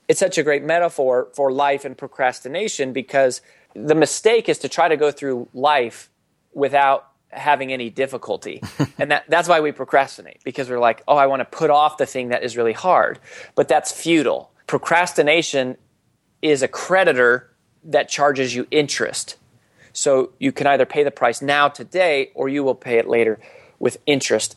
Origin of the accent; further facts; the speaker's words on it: Colorado, United States; growing up in Colorado